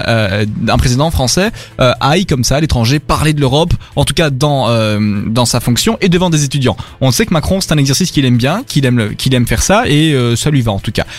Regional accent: Belgium; chez nous en Belgique

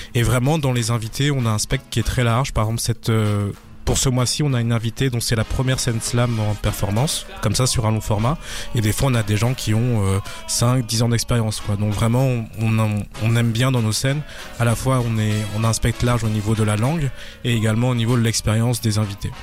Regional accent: France; moved away as an adult; now in Brussels, Belgium; je suis français, installé à Bruxelles depuis 4 ans

